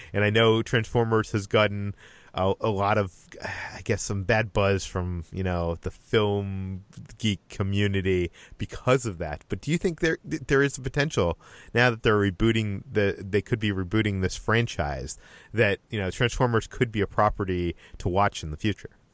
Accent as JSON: {"language": "English", "town": "Boston", "region": "Massachusetts", "country": "United States", "said": "I'm from Boston, so I can tell a bad Boston accent"}